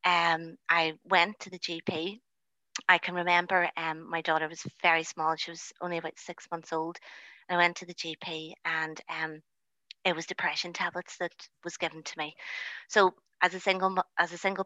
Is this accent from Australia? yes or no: no; Lisburn, Northern Ireland, United Kingdom; also born or lived in North Belfast; I am originally from the Lisburn area